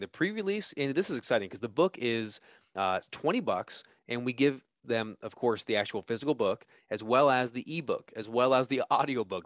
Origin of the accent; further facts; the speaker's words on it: California, United States; moved away; I'm from California, so I'm coming back home